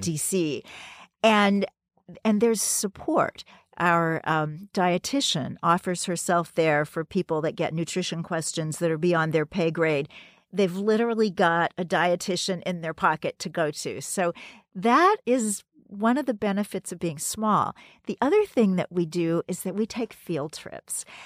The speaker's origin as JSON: {"language": "English", "town": "Kansas City", "region": "Missouri", "country": "United States", "tie": "born or raised there", "moved": "yes", "lives_now": "New York City, United States", "said": "my hometown of Kansas City"}